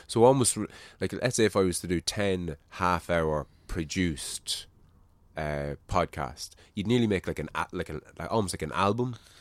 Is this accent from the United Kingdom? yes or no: no; Ireland; I think we're losing our Irishness